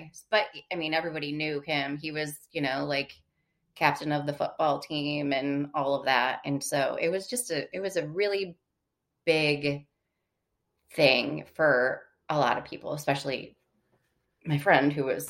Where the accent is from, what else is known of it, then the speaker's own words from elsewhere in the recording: Michigan, United States; Like I loved growing up in Michigan. I always say I love being from Michigan. I'm just glad I don't live there anymore.